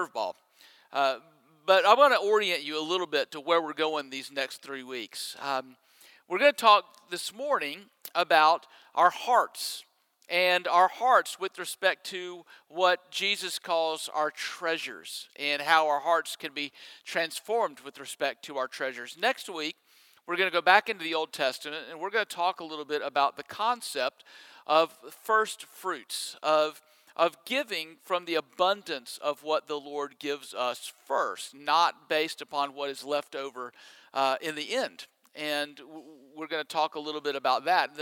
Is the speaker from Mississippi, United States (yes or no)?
yes; Mississippi, United States; moved away; I grew up in Mississippi, that I went to Ole Miss